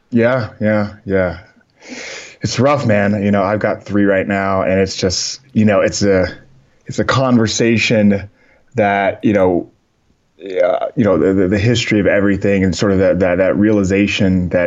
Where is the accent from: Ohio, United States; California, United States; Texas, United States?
Texas, United States; San Antonio; born there; also born or lived in Germany / New York / Boston / West Coast; Um, I was born in San Antonio, and shortly after that, moved out to uh, Germany, and then came back down through like New York, Boston, and then eventually out to the West Coast